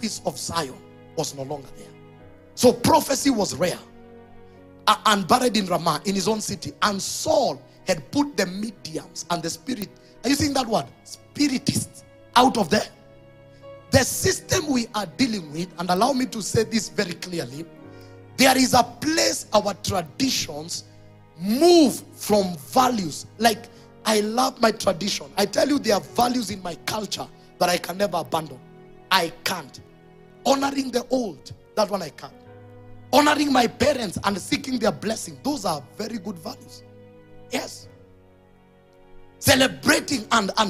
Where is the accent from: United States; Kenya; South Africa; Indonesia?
Kenya; I'm saying this as a Kenyan. I don't hate my country.